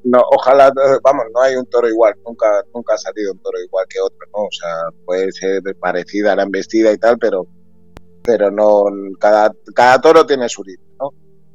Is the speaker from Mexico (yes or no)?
no; Spain; also born or lived in Peru; al no estar aquí en mi país